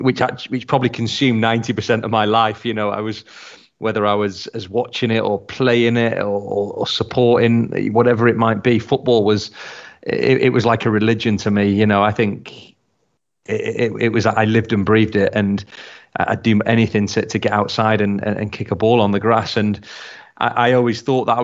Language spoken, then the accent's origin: English; Blackpool, North West England, United Kingdom; moved away; my hometown of Blackpool